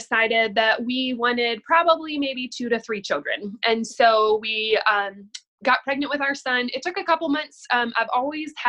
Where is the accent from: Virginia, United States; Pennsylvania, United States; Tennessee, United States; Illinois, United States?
Virginia, United States; Staunton; moved away as an adult; also born or lived in Durham, North Carolina; my hometown, which is a very small rural town in Virginia called Stanton.